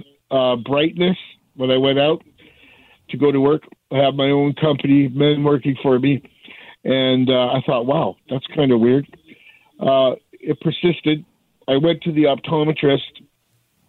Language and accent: English; Canada; I'm a hockey player, redneck, Canadian type person